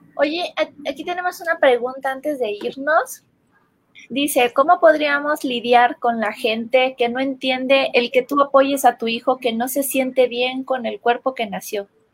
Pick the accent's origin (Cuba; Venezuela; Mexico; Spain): Mexico; Comitán, Chiapas; En mi pueblo, en Comitán